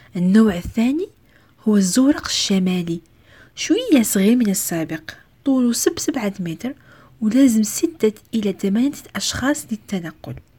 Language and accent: Arabic; Algeria; بلدي الجزائر